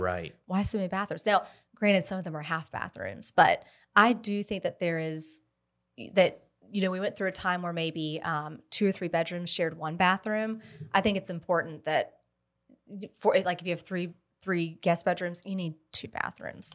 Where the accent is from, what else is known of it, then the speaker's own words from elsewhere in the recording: Columbia, South Carolina, United States; now in Lexington, United States; I literally live, grew up right around the corner from here.